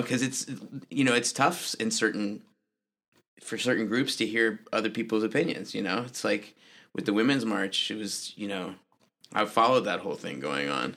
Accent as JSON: {"language": "English", "town": "Richmond", "region": "Virginia", "country": "United States", "tie": "born or raised there", "said": "I grew up in Richmond, Virginia"}